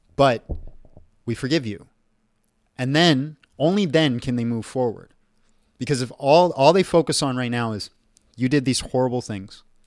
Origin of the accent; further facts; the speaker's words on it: Canada; I'm Canadian, and my ancestors are Greek.